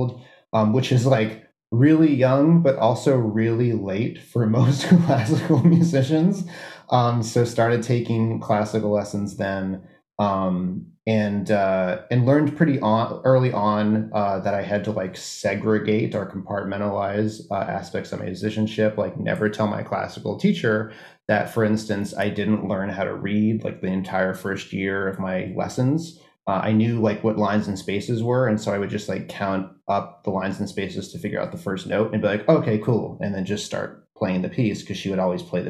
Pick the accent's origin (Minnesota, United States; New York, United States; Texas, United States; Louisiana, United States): Louisiana, United States; New Orleans; I grew up in New Orleans, Louisiana